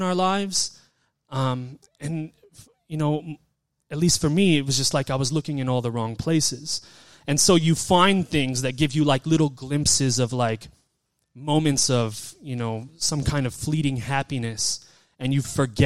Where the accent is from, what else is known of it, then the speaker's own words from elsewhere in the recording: Las Vegas, Nevada, United States; I was born and raised here in Las Vegas